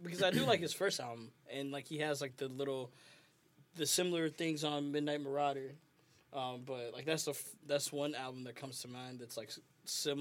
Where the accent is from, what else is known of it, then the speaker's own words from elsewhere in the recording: Nairobi, Kenya; I was born in Nairobi